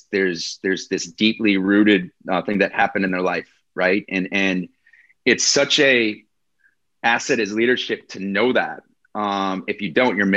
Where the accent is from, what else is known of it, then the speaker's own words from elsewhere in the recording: Wisconsin, United States; I'm this guy from Wisconsin, right? You know, where they call us cheeseheads here.